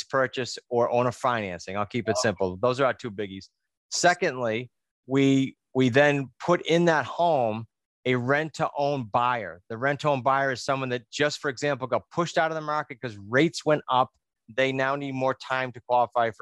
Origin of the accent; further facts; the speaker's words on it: New England, United States; accent: New England; my New England accent